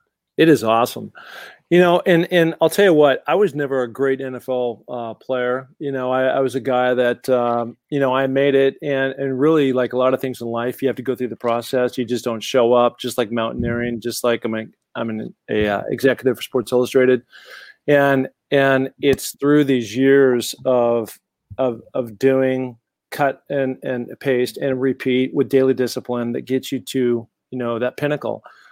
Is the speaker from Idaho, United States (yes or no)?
yes; Sun Valley, Idaho, United States; now in California, United States; And, you know, I'd come out here from my hometown of Sun Valley, Idaho, where I'd been training like a beast.